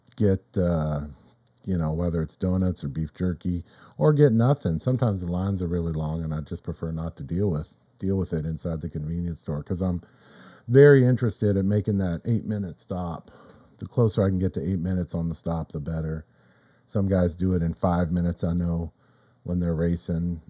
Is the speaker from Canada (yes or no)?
no; Riverside, California, United States; also born or lived in Corona, California; I'm from Riverside, California.